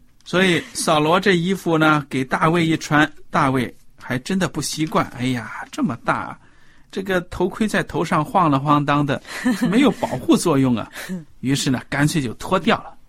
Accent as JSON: {"language": "Chinese", "country": "China", "said": "跟我们中国人平时用的弹弓不一样"}